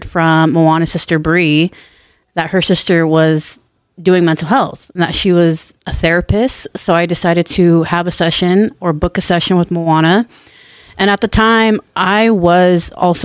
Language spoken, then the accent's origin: English; Orange County, California, United States; I'm from Orange County, California. I was born and raised